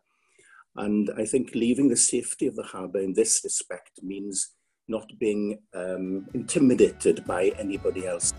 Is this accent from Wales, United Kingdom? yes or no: yes; Cardigan, Wales, United Kingdom; I was born and brought up in Cardigan